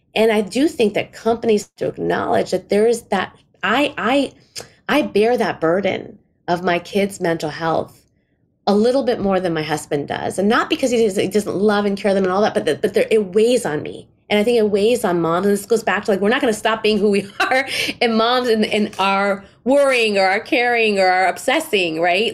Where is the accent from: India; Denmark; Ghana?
India; I'm Indian